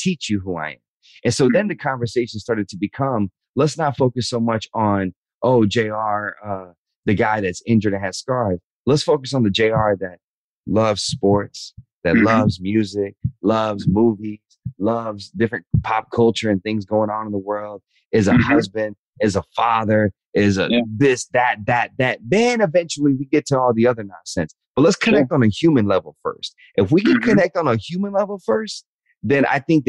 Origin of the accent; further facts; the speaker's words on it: the South, United States; growing up in the South